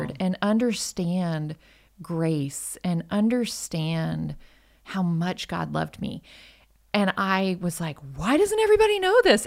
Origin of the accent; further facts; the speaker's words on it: Michigan, United States; moved away as an adult; also born or lived in Colorado; now in North Texas, United States; I'm originally from Michigan.